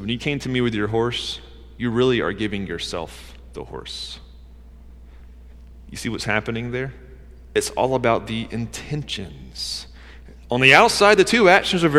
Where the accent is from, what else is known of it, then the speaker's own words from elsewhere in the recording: Georgia, United States; I grew up in Georgia